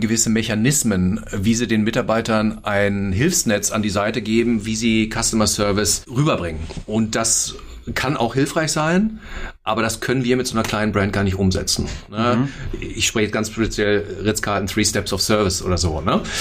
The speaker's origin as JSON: {"language": "German", "town": "Hagen", "region": "North Rhine-Westphalia", "country": "Germany", "moved": "as an adult", "lives_now": "Berlin, Germany", "said": "ich bin 46, äh, komme aus Hagen, NRW"}